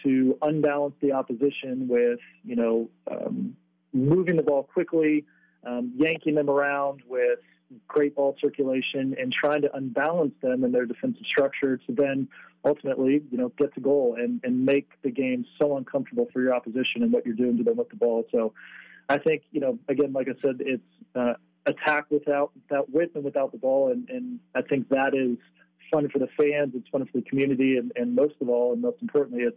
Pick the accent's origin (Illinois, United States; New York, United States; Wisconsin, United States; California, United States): California, United States; San Diego; moved away as an adult; also born or lived in South Bend, Indiana / Belgium / Charlotte / Denver; the luxury of growing up in San Diego is you get to play sport year round.